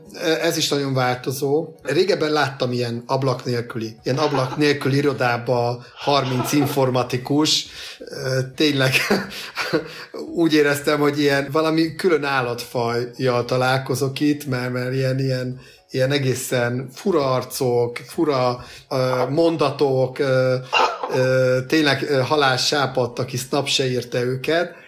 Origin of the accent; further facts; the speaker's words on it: Hungary; mi magyarok